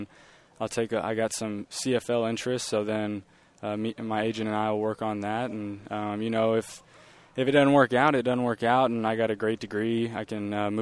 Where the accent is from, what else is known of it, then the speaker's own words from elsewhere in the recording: Tomball, Texas, United States; growing up in Tomball, born and raised in the same household, and then playing high school in Tomball